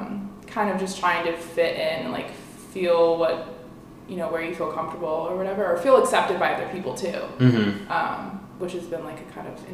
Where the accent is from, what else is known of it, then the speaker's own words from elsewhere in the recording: San Mateo, California, United States; I grew up in San Mateo.